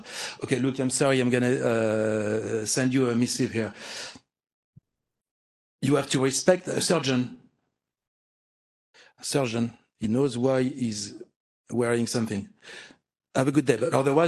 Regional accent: France; accent: French; English is a second language; now in San Francisco, United States; I'm French, you can tell with my accent

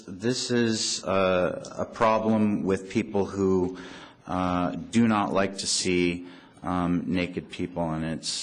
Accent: San Francisco, California, United States; Back then, I grew up in West Portal, took the streetcar through the tunnel, and I was going to school at 7 in the morning just as the Castro was winding up their evening

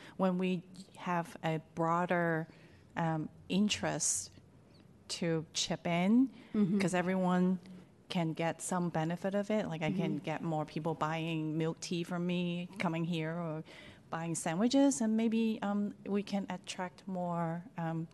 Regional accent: Hong Kong; now in San Francisco Bay Area, United States; I grew up in Hong Kong

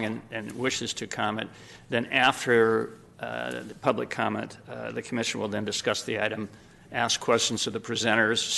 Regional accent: Sacramento, California, United States; also born or lived in Los Angeles; I was born and raised in Sacramento and have spent 66 of my 72 years here

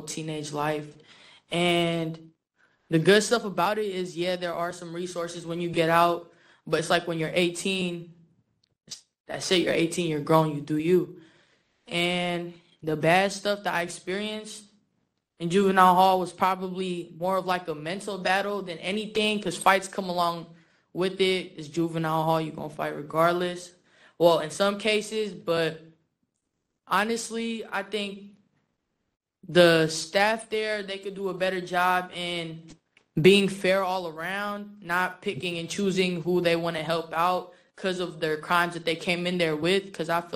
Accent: San Francisco, California, United States; also born or lived in Philippines; I grew up in the Tenderloin District, but I was originally born and raised in the Philippines. I came around 8, ended up in the Tenderloin District

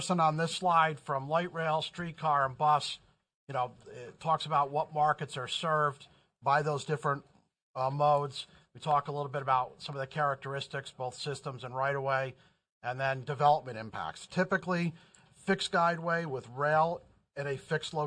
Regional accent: New York, United States; I'm from New York. I can talk fast.

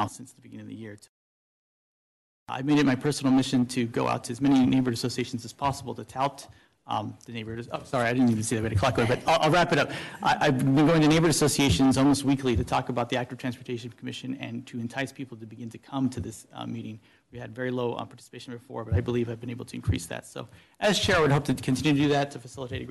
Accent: Sacramento, California, United States; I grew up in Meadowview

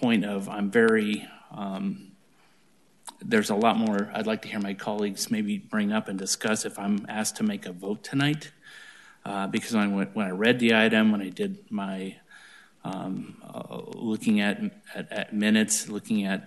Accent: East Orange, United States; moved away; I'm from East Orange, so I'm not from this area

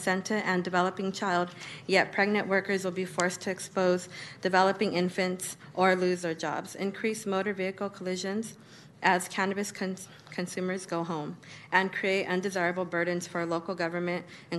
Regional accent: Sacramento, California, United States; born and raised in Del Paso Heights

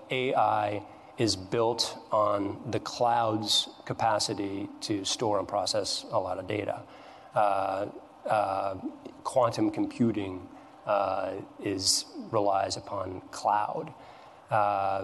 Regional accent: Missoula, Montana, United States; my hometown of Missoula, Montana

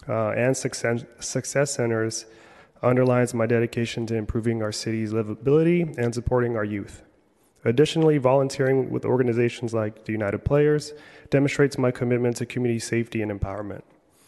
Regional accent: Philippines; I'm Filipino, so we do a lot of food festivals, so a lot of eating.

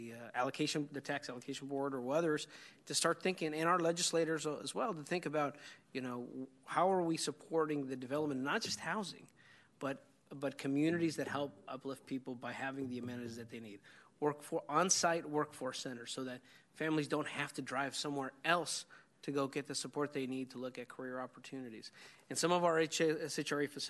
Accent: Yolo County, California, United States; I grew up out in Yolo County where we learned to swim in a canal

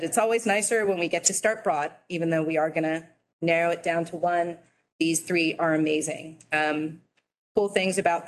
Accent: San Francisco, California, United States; growing up in San Francisco as a kid

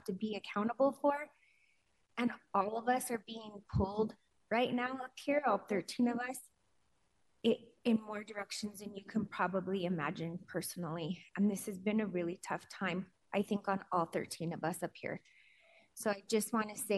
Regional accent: Denver, Colorado, United States; I was born and raised in Denver

